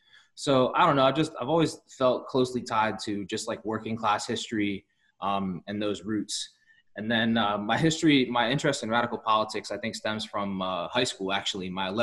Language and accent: English; Montgomery County, Maryland, United States; I grew up in Montgomery County, Maryland